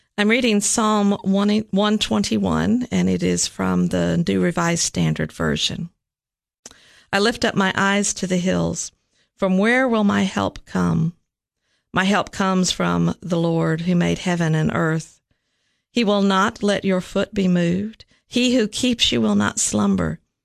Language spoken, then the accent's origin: English; Nashville, Tennessee, United States; also born or lived in Richmond, Virginia; I grew up actually in Nashville